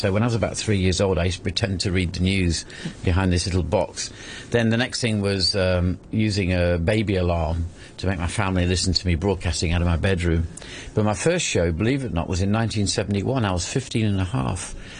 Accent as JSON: {"language": "English", "region": "East Midlands", "country": "United Kingdom", "said": "Derbyshire, which is where I am originally, I was constantly monitoring myself to try and improve my accent like."}